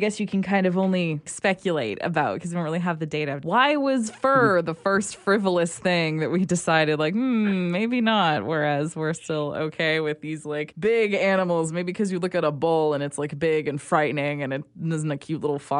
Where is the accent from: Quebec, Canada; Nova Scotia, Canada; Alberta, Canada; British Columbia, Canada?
Alberta, Canada; Calgary; moved away; I'm from Calgary.